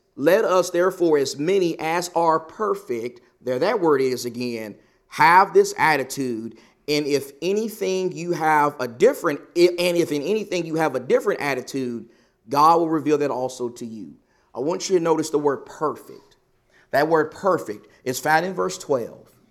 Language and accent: English; Texas, United States; now in Arizona, United States; I come from Texas